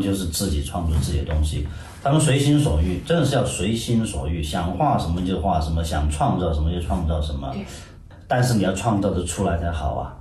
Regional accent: China; moved away; 实际上我们以前的中国长大

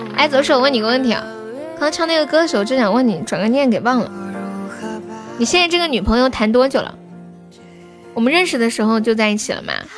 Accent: Sichuan, China; accent: Sichuanese; 我们四川话说给你一脚就给你一酒

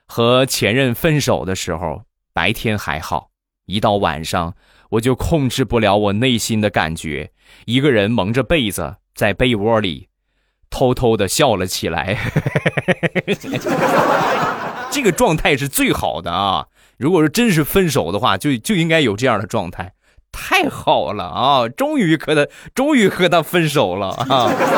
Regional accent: Rizhao, Shandong, China; 我们家乡的特产，日照绿茶

